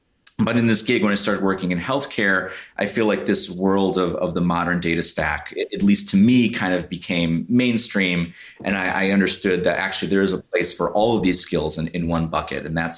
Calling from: Chicago, Illinois, United States; I'm joining from beautiful Chicago, Illinois.

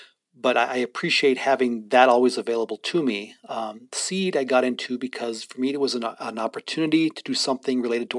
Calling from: Standing Rock, North Dakota, United States; And so I'm currently speaking from Standing Rock, roughly about an hour 55 minutes away.

